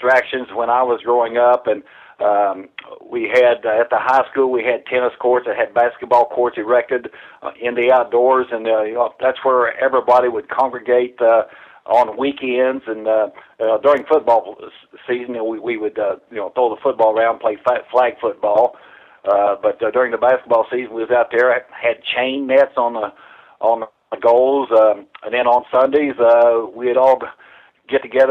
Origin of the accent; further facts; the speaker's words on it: Rockport, Indiana, United States; I was born and raised in Rockport